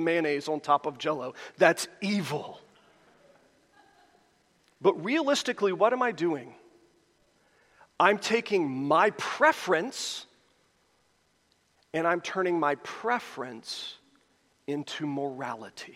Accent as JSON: {"language": "English", "country": "United States"}